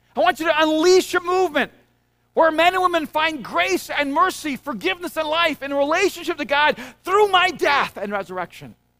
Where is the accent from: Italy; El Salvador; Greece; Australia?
El Salvador; moved away; I'm from El Salvador.